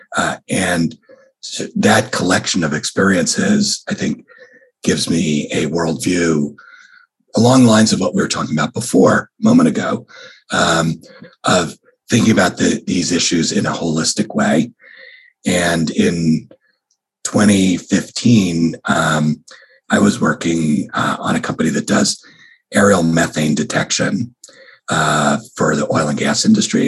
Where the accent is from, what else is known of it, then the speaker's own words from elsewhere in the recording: New York, United States; now in California, United States; I grew up in New York